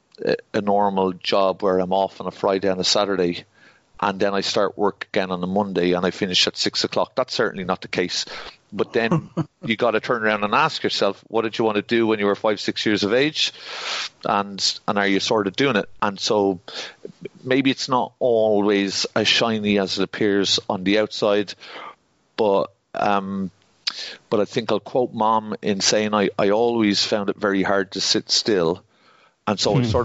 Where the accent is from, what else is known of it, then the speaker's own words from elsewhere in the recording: Dublin, Leinster, Ireland; accent: Dublin; my accent isn't very strong Dublin